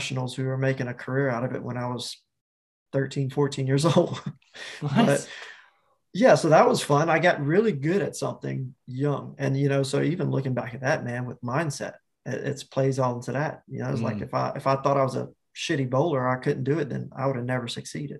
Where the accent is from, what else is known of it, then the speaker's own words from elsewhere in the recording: Picayune, Mississippi, United States; moved away as an adult; also born or lived in Hawaii; my hometown of Picayune, Mississippi